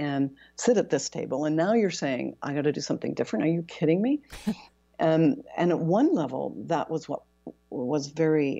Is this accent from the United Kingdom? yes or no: no; Canada; moved away as an adult; also born or lived in Toronto, Canada / Europe; now in Seattle, United States; I'm Canadian, I was based in Toronto and then ultimately based in Europe